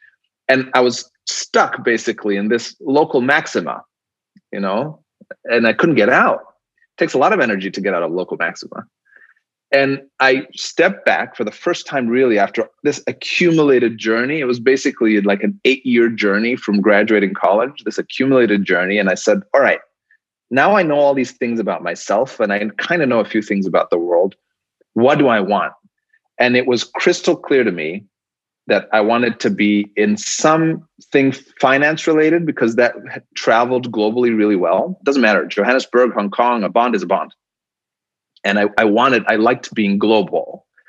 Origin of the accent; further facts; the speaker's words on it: Nairobi, Kenya; I came from Nairobi, which is your background. And I'm like, why doesn't Nairobi look like Dubai?